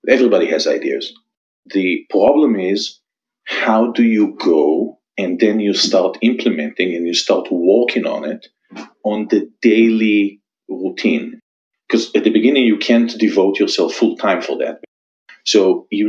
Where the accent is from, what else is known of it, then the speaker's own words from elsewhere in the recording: Israel; moved away as an adult; I was born and raised in Israel. You can probably still hear it from my accent. I'm here for about 15 years, something like that, followed my wife.